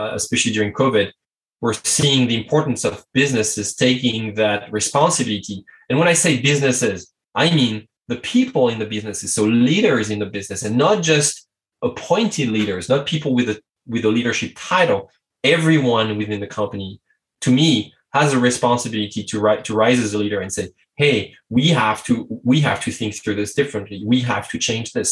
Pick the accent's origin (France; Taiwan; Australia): France; English is a second language; i'm french english is not my native language